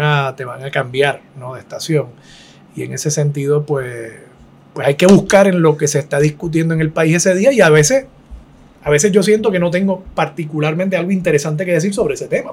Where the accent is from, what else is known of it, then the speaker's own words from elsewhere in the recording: Puerto Rico; una sociedad como la puertorriqueña